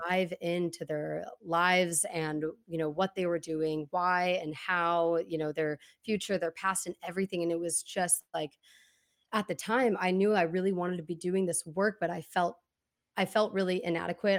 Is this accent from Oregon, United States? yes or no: yes; Portland, Oregon, United States; also born or lived in Corvallis; growing up in Portland, um, like I said, I moved around a lot, went to a ton of different schools